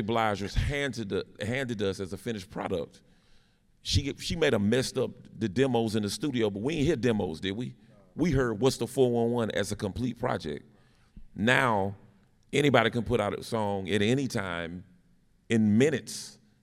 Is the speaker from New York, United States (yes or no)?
no; Winston-Salem, North Carolina, United States; I'm from Winston-Salem, North Carolina